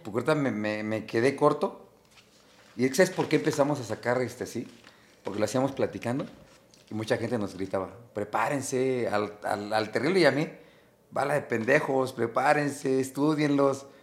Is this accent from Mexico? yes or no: yes; Mexico; soy de México